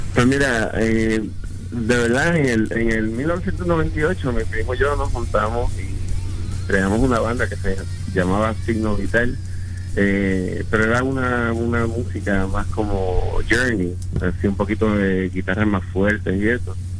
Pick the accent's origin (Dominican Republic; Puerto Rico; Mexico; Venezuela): Puerto Rico; now in Orlando, United States; en la banda somos tres puertorriqueños, el bajista, mi primo que es el cantante y, él es espada, y yo